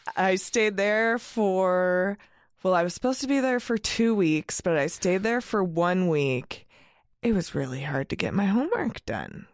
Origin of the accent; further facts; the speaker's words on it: Eugene, Oregon, United States; I come from Eugene, the home of Ninkasi and Oakshire